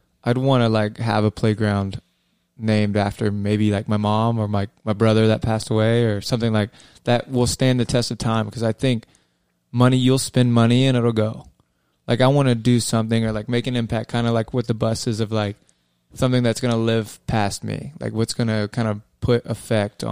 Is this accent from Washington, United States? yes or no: yes; Tacoma, Washington, United States; I was born in Tacoma